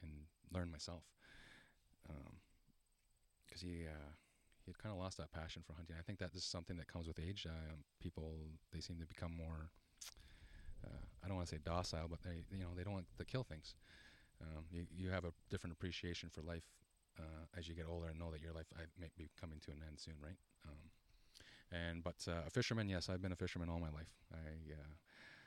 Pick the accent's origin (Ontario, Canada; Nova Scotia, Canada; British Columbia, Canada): Ontario, Canada; Shawanaga First Nation; I'm from Shawanaga First Nation. I am Ojibwe